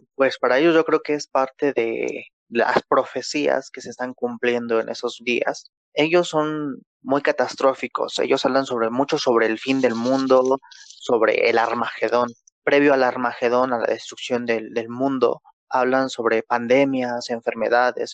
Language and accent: Spanish; Mexico; Acá en México, yo soy de México